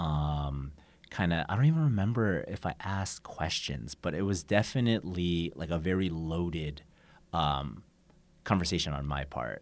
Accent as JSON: {"language": "English", "region": "Oregon", "country": "United States", "tie": "born or raised there", "also_born_or_lived": "Busan, South Korea / San Diego", "moved": "as an adult", "lives_now": "Seoul, South Korea", "said": "I'm from the Oregon"}